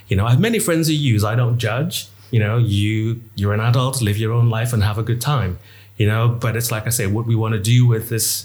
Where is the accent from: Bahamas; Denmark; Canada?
Bahamas; I come from the Bahamas, which at the time, you know, was basically drug haven.